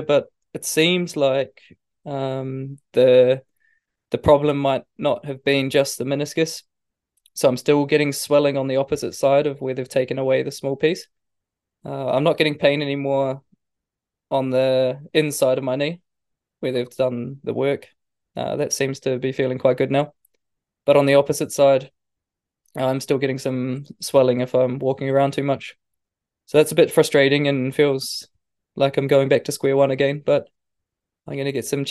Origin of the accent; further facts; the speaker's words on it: New Zealand; moved away; when I was a kid growing up in New Zealand